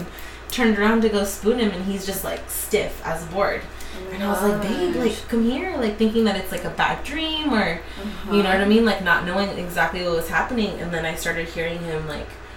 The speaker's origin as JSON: {"language": "English", "town": "Chula Vista", "region": "California", "country": "United States", "tie": "born or raised there", "also_born_or_lived": "San Diego, California", "said": "I grew up, born and raised in Chula Vista"}